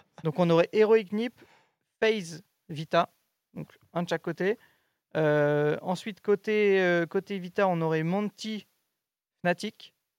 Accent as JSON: {"language": "French", "country": "France", "said": "je suis français."}